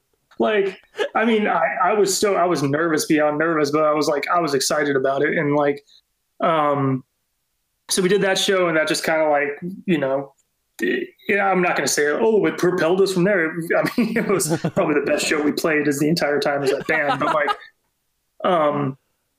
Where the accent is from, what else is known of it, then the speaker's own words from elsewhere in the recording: California, United States; we're from California